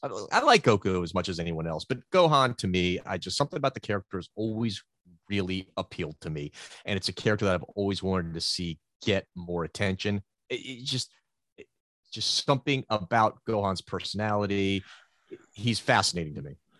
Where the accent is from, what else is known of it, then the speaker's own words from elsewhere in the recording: United States; growing up in the States